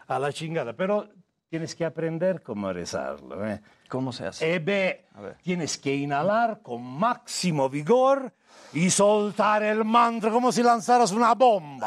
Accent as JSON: {"language": "Spanish", "country": "Italy", "tie": "born or raised there", "also_born_or_lived": "India", "second_language": "Spanish", "moved": "as an adult", "lives_now": "Mexico", "said": "Soy italiano de nacimiento"}